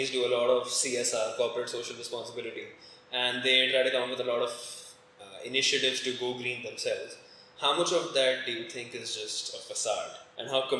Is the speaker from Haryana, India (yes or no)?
yes; Gurgaon, Haryana, India; I grew up in Gurgaon.